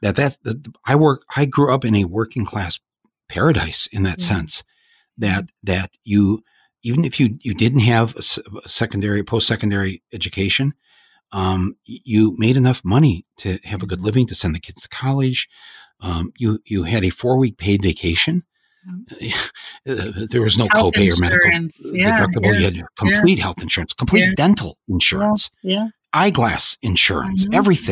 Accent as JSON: {"language": "English", "town": "Flint", "region": "Michigan", "country": "United States", "tie": "born or raised there", "also_born_or_lived": "Davison, Michigan", "moved": "yes", "said": "I grew up there in Flint and Davison and Genesee County there"}